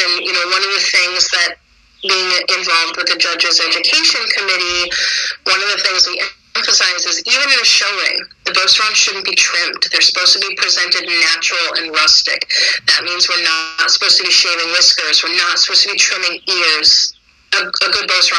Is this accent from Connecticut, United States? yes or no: yes; Connecticut, United States; I'm from Connecticut